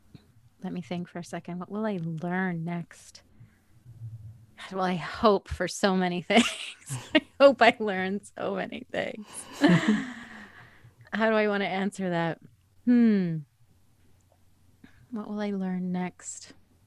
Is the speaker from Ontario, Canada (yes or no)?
no; Edmonton, Alberta, Canada; moved away as an adult; also born or lived in British Columbia; now in Toronto, Canada; I grew up in Edmonton. That's where I'm from. Then I lived in BC for 17 years, and I've been here for 7 years.